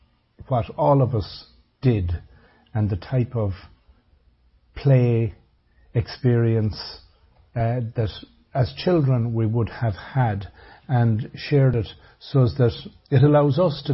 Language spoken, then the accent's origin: English; Ireland; I say all of us would have experienced in the growing up in Ireland in the 60s, 70s, late 50s.